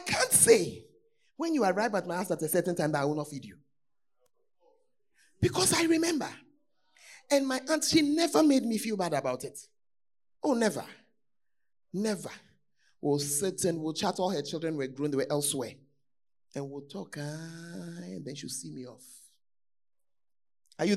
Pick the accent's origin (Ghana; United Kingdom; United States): Ghana; if you are a Ghanaian, most of us are from poor homes